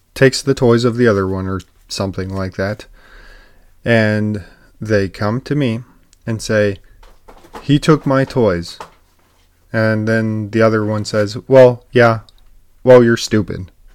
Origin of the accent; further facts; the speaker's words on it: United States; as an American people